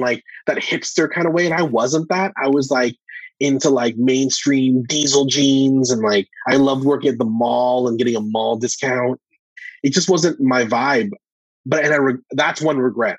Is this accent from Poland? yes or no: no; Calgary, Alberta, Canada; I'm from Calgary